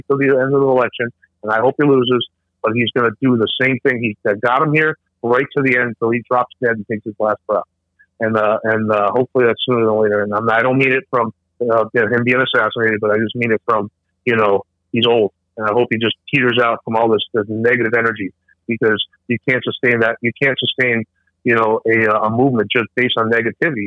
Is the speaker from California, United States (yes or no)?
no; New York City, New York, United States; I grew up in New York City